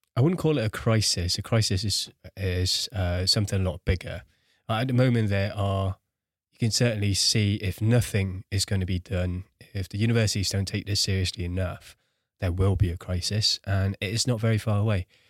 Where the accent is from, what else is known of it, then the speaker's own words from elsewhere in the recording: Singapore; I grew up in Singapore, one of the cities in a world with the highest rates of suicide